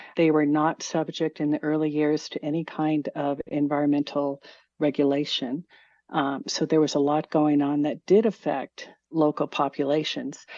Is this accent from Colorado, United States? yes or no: yes; Arvada, Colorado, United States; Well, I grew up in Arvada, kind of on the edge of Arvada, not far from Stanley Lake